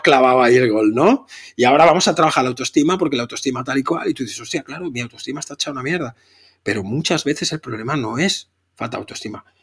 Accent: Catalonia, Spain; soy catalán

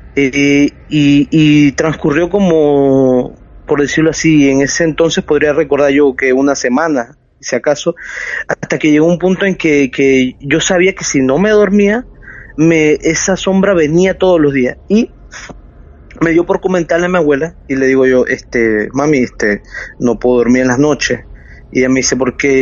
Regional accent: Chiriquí, Panama; moved away as an adult; now in Panama City, Panama; soy de una provincia que se llama Chiriquí

